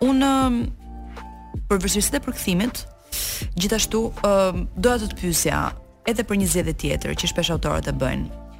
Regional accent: Shkodër, Shkodër County, Albania; accent: Gheg; un vet jam geg me origjinë, jam nga Shkodra.

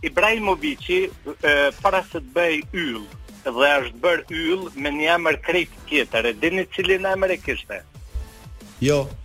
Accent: Drenica, Kosovo; jam drenicak dhe jam pshatare

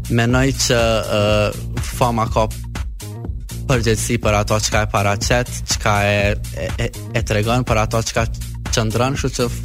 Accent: Kosovo; na në Kosovë nuk e kena kështë shpreje për mbire

